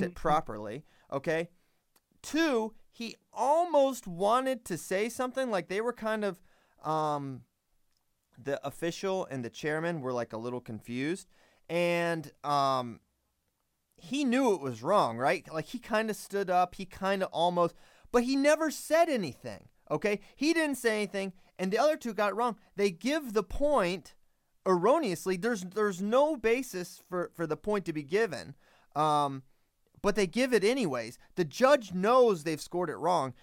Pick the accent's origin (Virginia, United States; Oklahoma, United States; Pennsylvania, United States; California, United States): Virginia, United States